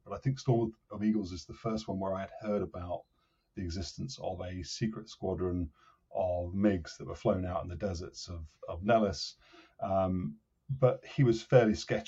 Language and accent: English; Cambridge, East of England, United Kingdom; I come from Cambridge in the UK, so where I live with my family